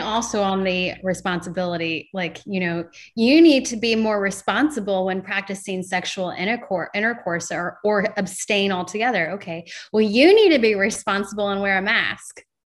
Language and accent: English; Morgan County, Indiana, United States; near my hometown in Morgan County